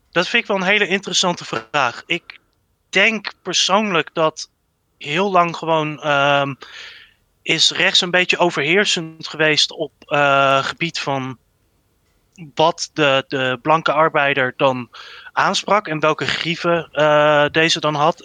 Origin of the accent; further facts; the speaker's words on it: Netherlands; als Nederlander